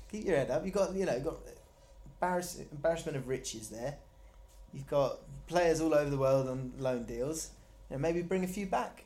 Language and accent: English; Surrey, South East England, United Kingdom; I'm from Surrey, which is like an affluent place